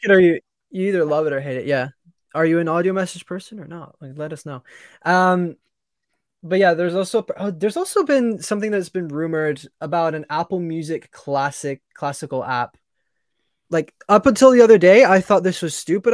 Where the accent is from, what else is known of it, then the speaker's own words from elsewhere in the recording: England, United Kingdom; I'm English.